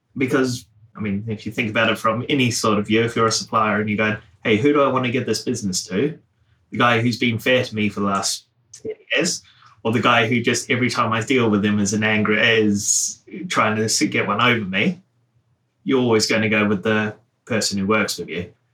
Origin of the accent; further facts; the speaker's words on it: New Zealand; now in United Kingdom; I grew up in New Zealand.